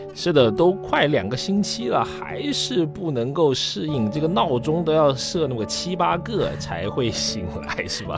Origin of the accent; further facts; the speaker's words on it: Guilin, Guangxi, China; 其中就有一个我的家乡，在广西，广西的桂林